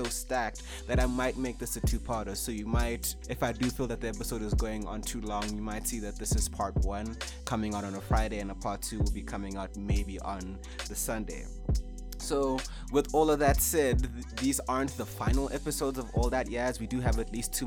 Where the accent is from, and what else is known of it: South Africa